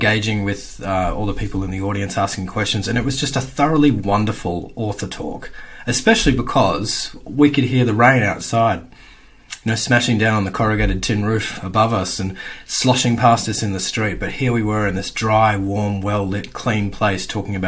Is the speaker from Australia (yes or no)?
yes; Perth, Western Australia, Australia; I grew up in Perth's northern suburbs in the in the 80s and the early 90s